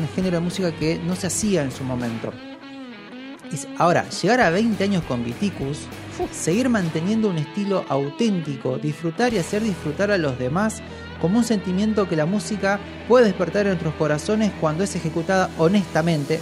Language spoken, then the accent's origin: Spanish; Argentina